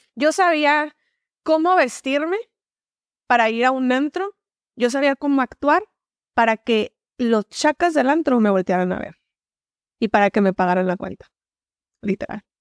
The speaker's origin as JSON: {"language": "Spanish", "town": "Hermosillo", "region": "Sonora", "country": "Mexico", "tie": "born or raised there", "said": "Soy originaria de aquí, de Hermosillo, Sonora. Este, de aquí, de aquí soy. Orgullosamente sonorense"}